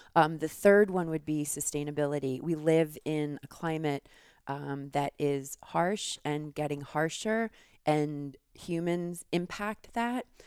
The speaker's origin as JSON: {"language": "English", "region": "New York", "country": "United States", "tie": "born or raised there", "also_born_or_lived": "Philadelphia", "moved": "as an adult", "lives_now": "Tucson, United States", "said": "I grew up in New York"}